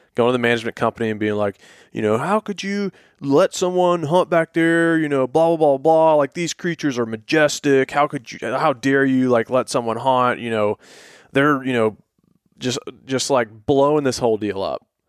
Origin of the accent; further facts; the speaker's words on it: Atlanta, Georgia, United States; we're from, we grew up in Atlanta